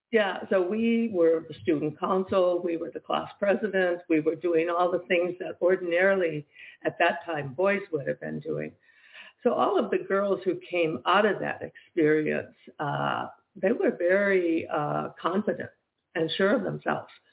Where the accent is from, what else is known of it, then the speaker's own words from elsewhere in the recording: Michigan, United States; moved away as an adult; also born or lived in New York City; I was from Michigan